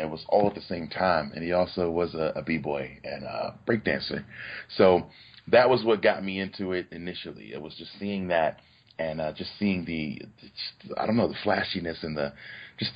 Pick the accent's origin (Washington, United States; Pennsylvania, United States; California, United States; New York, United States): Pennsylvania, United States; Philadelphia; I was born and raised in Philadelphia in the West Oak Lane section